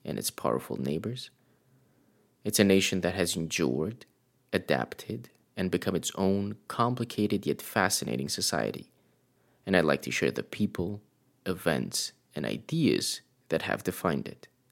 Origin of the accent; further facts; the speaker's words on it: Romania; moved away; I was born and raised in Romania, and though I no longer live there